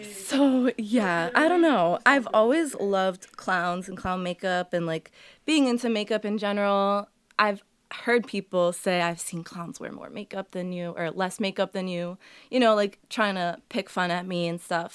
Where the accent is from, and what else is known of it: Massachusetts, United States; born or raised there; first language Portuguese; English is a second language; also born or lived in Medford / Waltham / Billerica / Burlington